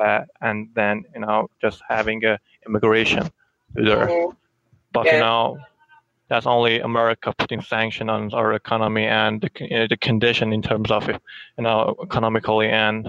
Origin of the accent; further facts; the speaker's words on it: Iran; I'm from Iran.